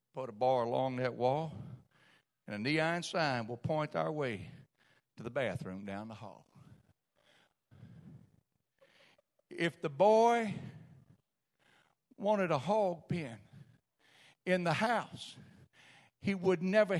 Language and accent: English; South Louisiana, United States; I'm from South Louisiana too